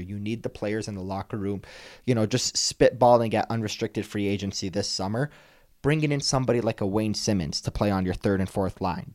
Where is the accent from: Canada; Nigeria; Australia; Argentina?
Canada; Toronto, Ontario; moved away; I grew up in Toronto